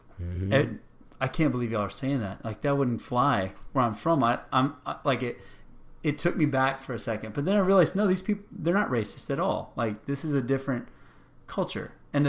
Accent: Rio Grande Valley, Texas, United States; moved away; I grew up in the Rio Grande Valley, right on the border of Mexico.

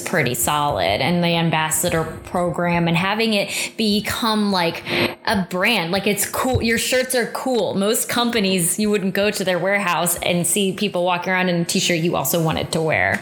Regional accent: St. Louis, Missouri, United States; We're both from St. Louis area.

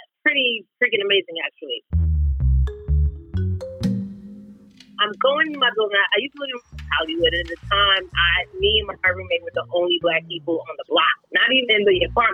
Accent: Nigeria; I'm Nigerian

